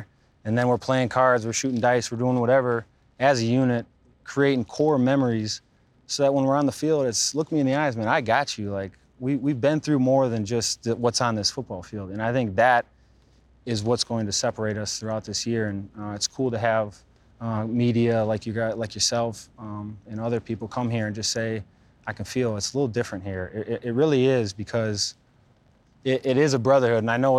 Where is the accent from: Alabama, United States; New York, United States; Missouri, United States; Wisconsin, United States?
Wisconsin, United States; Pewaukee; Pewaukee, man, it was, everybody knows everybody, whether it was playing street hockey in the cul-de-sac